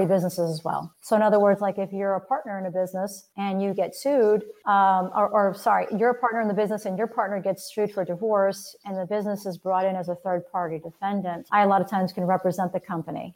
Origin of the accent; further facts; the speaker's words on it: Miami, Florida, United States; I'm actually born and raised in Miami. I'm one of the rare native Floridians